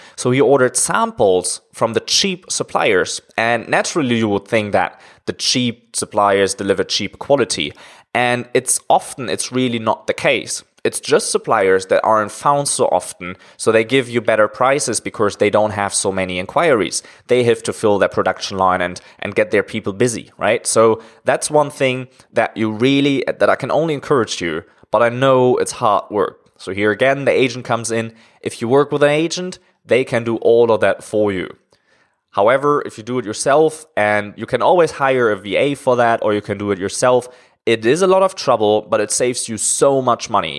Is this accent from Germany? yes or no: yes; Germany; moved away as an adult; now in China; I'm originally from Germany, but I'm living in China now for around five years